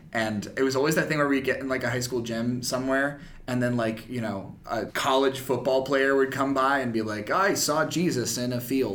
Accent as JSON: {"language": "English", "region": "North Carolina", "country": "United States", "tie": "born or raised there", "moved": "yes", "said": "I grew up in North Carolina where we didn't really have, like, white Christmases or anything."}